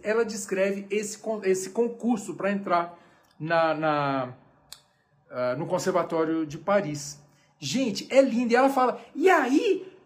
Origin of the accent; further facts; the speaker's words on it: Brazil; eu sou brasileiro até o, o, o tutano